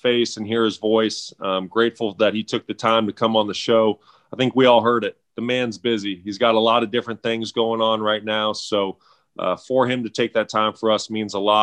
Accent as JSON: {"language": "English", "area": "the Northwest", "region": "Pacific Northwest", "country": "United States", "tie": "born or raised there", "said": "I've always kind of been a silent Cougar fan growing up in the Northwest."}